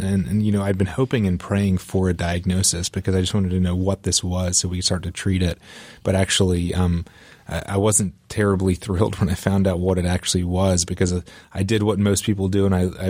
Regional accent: Raleigh, North Carolina, United States; So I grew up in Raleigh, North Carolina, and playing football, and my dream of playing college football was really all I could think about growing up.

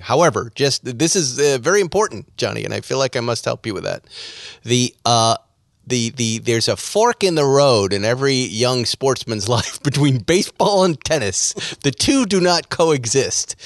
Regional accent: Boston, Massachusetts, United States; accent: Boston; My Boston accent seems to be coming back as I'm getting older

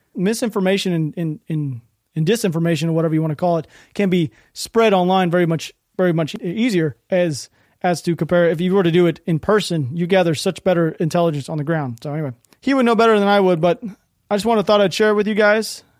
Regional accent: United States; I'm an American

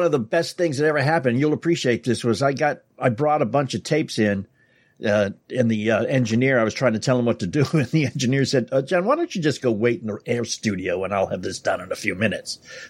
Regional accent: New York City, New York, United States; my hometown was New York City.

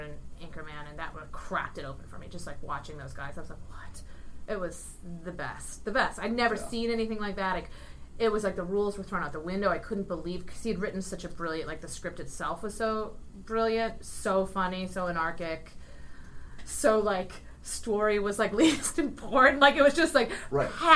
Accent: Ohio, United States; also born or lived in New York; now in Los Angeles, United States; I grew up in Ohio

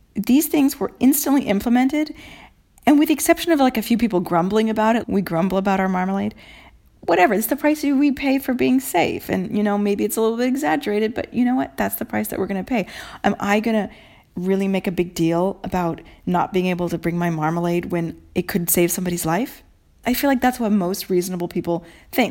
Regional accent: Mercer Island, Washington, United States; moved away as an adult; now in Italy; Island Books on Mercer Island, Washington, my hometown bookstore

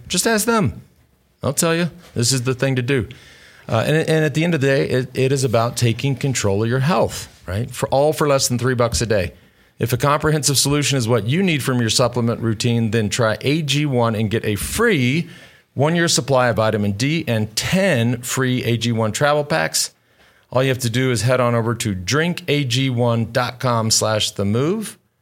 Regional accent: Plano, Texas, United States; Not so far from Plano, where I grew up

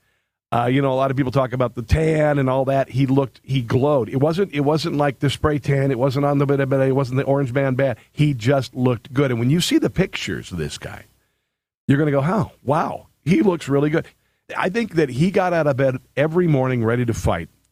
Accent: Iowa, United States; moved away; I'm a kid from Iowa

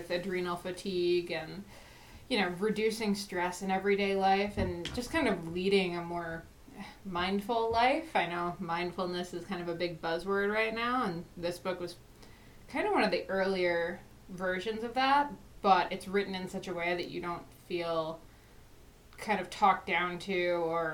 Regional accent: New Jersey, United States; I'm from New Jersey

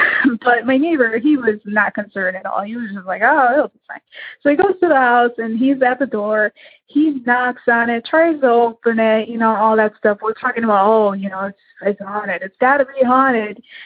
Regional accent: Illinois, United States; I am from Illinois

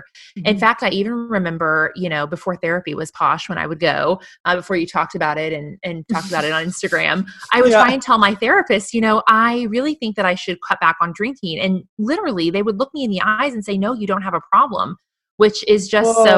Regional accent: Missouri, United States; moved away as an adult; now in Austin, United States; move from my home state of Missouri, a sweet Midwestern girl here

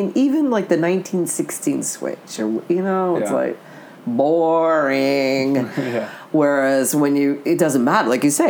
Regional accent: Connecticut, United States; moved away; also born or lived in Los Angeles, California; I grew up in Connecticut

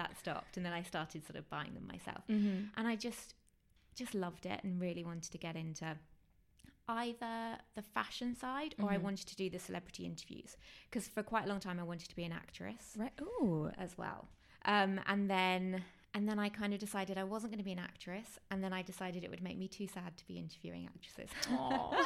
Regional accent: Worthing, South East England, United Kingdom; moved away as an adult; also born or lived in London; I'm from Worthing near Brighton, mm-hmm, so on the coast

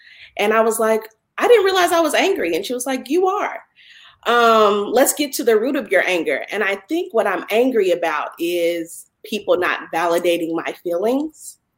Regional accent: Indianapolis, Indiana, United States; now in Atlanta, United States; I'm playing from Atlanta, Georgia, but I'm from Indianapolis, Indiana.

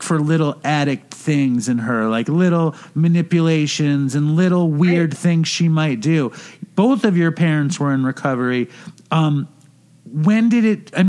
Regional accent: New York City, New York, United States; I grew up in New York City

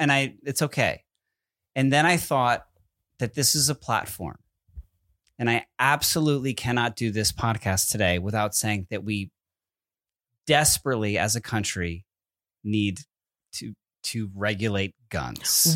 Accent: Connecticut, United States; I'm from Connecticut, where Sandy Hook is

